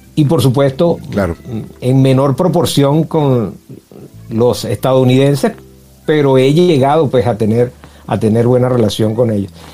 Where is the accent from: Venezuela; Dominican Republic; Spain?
Venezuela; Ciudad Bolívar, Bolívar; moved away as an adult; now in United States; Me vine de Venezuela, soy de Ciudad Bolívar, de, la región guayana de Venezuela